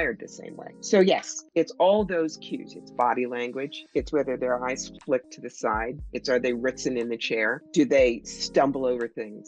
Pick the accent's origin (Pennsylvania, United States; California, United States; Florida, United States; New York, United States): New York, United States; I'm from New York